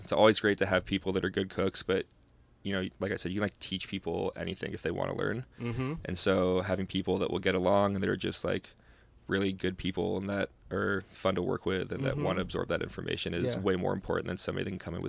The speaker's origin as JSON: {"language": "English", "region": "California", "country": "United States", "tie": "born or raised there", "said": "and just growing up in California, you know, surrounded by such great produce."}